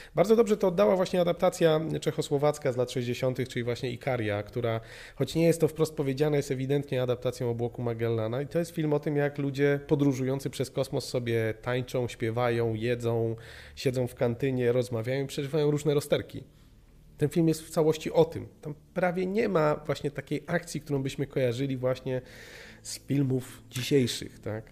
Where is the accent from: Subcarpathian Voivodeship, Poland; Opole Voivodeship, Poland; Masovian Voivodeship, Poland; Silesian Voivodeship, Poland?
Opole Voivodeship, Poland; U nas na Opolszczyźnie pamiętam, że fragmenty właśnie pilota Pirksa jako, jako jakaś le-, lektura uzupełniająca